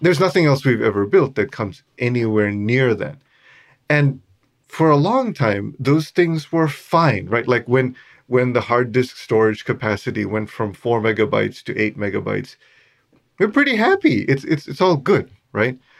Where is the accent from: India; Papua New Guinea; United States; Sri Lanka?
Sri Lanka; I was born in Sri Lanka, and I was born to a very Buddhist family